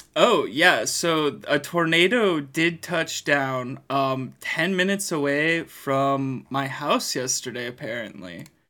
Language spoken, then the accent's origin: English; Greenfield, Wisconsin, United States; I am from Greenfield. I am from Greenfield